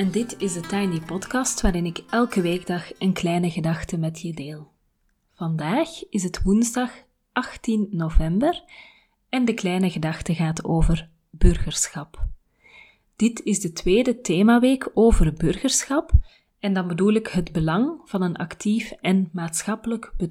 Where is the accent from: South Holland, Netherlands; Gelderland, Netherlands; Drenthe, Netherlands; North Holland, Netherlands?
Gelderland, Netherlands; Nijmegen; moved away as an adult; now in United States; Ik ben geboren in Nederland en heb tot mijn 25ste in en om Nijmegen gewoond. Vijf jaar geleden verhuisde ik naar de Verenigde Staten om te promoveren.